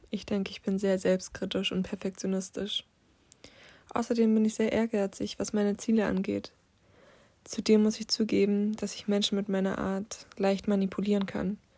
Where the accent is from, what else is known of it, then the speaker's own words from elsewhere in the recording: Berlin, Germany; Aufgewachsen bin ich in Berlin-Neukölln. Doch dort habe ich es nicht ganz lange ausgehalten.